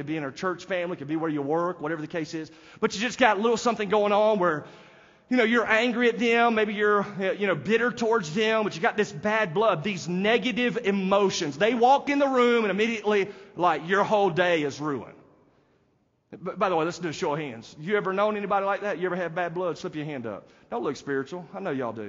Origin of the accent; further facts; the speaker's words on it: United States; they know that I'm not from there because I am an American